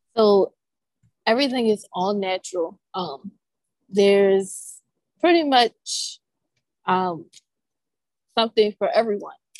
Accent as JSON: {"language": "English", "town": "Baltimore", "region": "Maryland", "country": "United States", "tie": "born or raised there", "said": "I am from Baltimore, born and raised"}